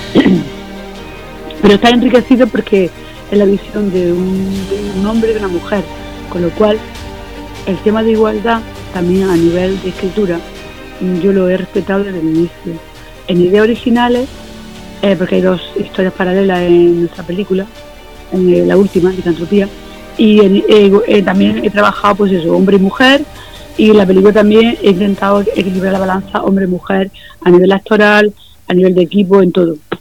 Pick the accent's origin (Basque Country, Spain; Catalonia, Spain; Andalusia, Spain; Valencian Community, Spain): Andalusia, Spain; Almería; yo soy de Almería, vivo en Almería, estoy